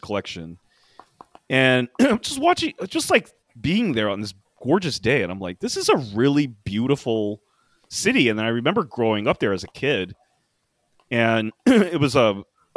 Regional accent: Washington D.C. area, District of Columbia, United States; moved away; my hometown

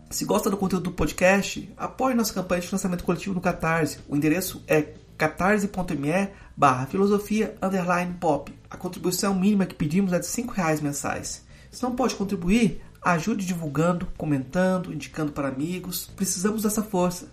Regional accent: Goiás, Brazil; eu sou goiano, eu estou no contexto de Goiás

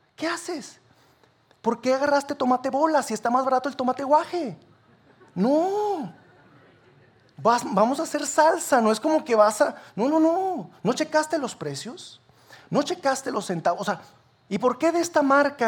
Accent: Sabinas, Coahuila, Mexico; now in Saltillo, Mexico; Yo no soy de aquí de Saltillo, yo soy de Sabina Coahuila.

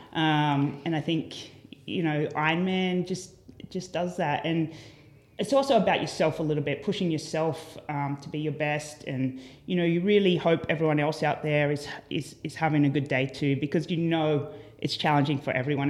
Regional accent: Port Macquarie, New South Wales, Australia; moved away as an adult; now in United States; a little town called Port Macquarie

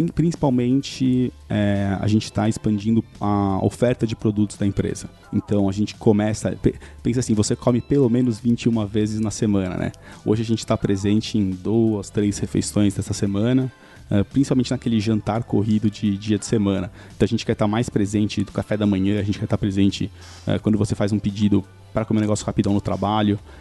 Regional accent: São Caetano do Sul, São Paulo, Brazil; eu sou de São Caetano

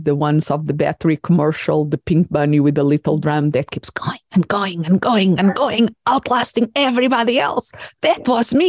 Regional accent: Portugal; English is a second language; moved away as an adult; also born or lived in England / Spain; I'm originally from Portugal, and then I went to do part of my studies in England and in Spain, and I had to write in another language that was not my mother tongue.

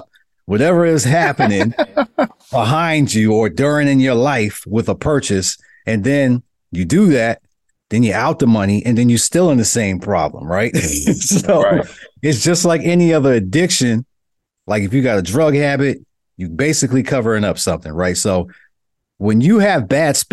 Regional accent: New York City, New York, United States; growing up in Brooklyn

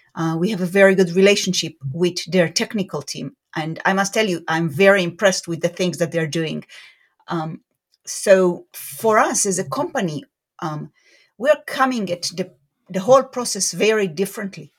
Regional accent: Beersheba, Southern District, Israel; moved away as an adult; also born or lived in Jerusalem, Israel; now in Raleigh-Durham, United States; I grew up in Israel, in a city called Beersheba, which is in the south of Israel.

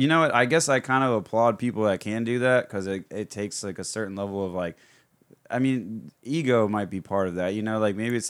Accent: Florida, United States; I grew up in Florida my whole life.

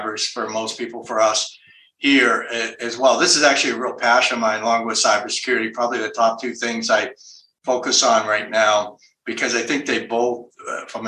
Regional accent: Boston, Massachusetts, United States; moved away as an adult; now in Reno, United States; I'm from New England, Boston, originally, I'm doing the Nevada thing now.

